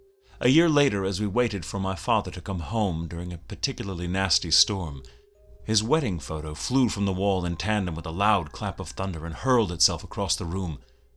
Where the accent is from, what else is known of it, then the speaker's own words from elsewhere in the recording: New York City, New York, United States; I grew up in the Bronx, in an old apartment building owned and operated by my maternal grandparents.